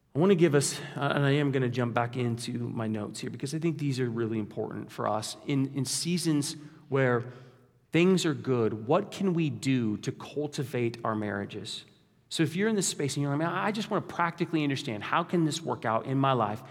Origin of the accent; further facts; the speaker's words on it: Kansas, United States; we're from Kansas